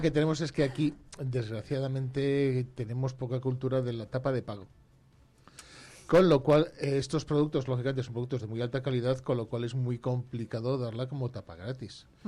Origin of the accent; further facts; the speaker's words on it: Brañosera, Castile and León, Spain; a mi pueblo, fuimos a Brañosera